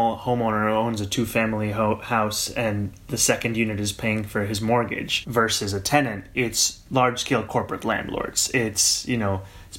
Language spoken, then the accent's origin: English; New York City, New York, United States; also born or lived in Kampala, Uganda; I immigrated to New York City with my family at the age of 7